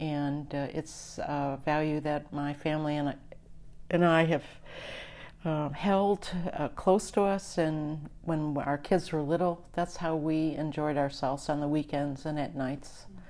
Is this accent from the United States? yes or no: yes; New York, United States; I grew up in the East in New York State on an island in the middle of the Niagara River.